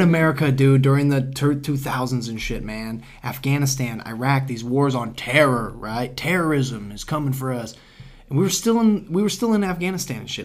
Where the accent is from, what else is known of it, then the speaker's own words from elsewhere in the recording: United States; as an American